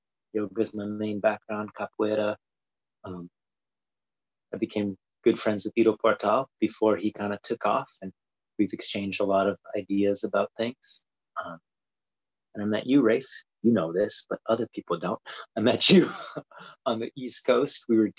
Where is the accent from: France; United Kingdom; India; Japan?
Japan; also born or lived in Brazil; I grew up in Japan and Brazil, and I think that sort of shaped like speaking different languages and being into different cultures.